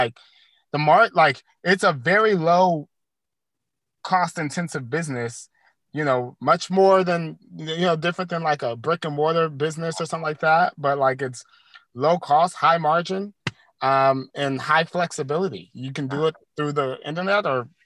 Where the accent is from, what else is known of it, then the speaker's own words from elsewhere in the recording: Louisiana, United States; born and raised in Louisiana